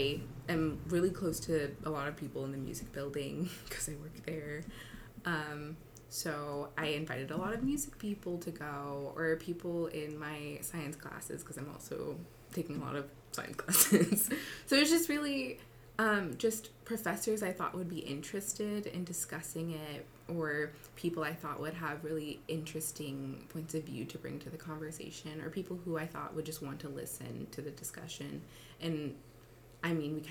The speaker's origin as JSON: {"language": "English", "town": "San Francisco", "region": "California", "country": "United States", "moved": "as an adult", "lives_now": "Tacoma, United States", "said": "I'm from San Francisco, but now I'm in Tacoma"}